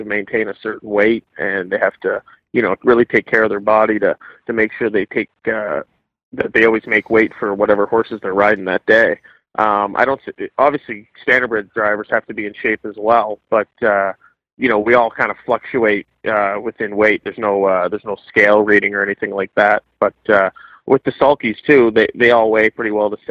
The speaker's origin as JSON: {"language": "English", "town": "Guelph", "region": "Ontario", "country": "Canada", "said": "I'm 28 now, and I'm from Guelph, Ontario"}